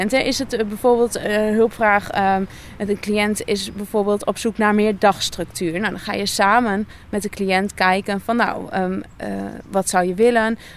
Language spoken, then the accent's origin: Dutch; Nijverdal, Overijssel, Netherlands; now in Deventer, Netherlands; Ik kom oorspronkelijk uit Nijverdal. en woon op dit moment in Deventer.